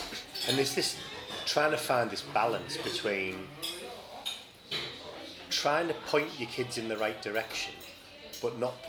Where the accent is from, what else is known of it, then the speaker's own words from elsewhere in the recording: Teesside, North East England, United Kingdom; growing up in Teesside, you know, my dad was a steel worker, my mum was a post lady.